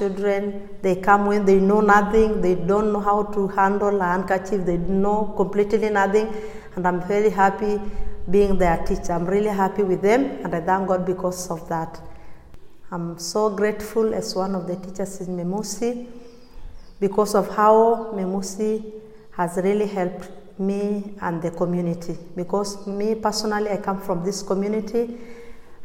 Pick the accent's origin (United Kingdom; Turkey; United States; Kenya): Kenya; Magadi, Kajiado County; I come from Magadi. My family stays in Magadi, my husband and my children, they are in Magadi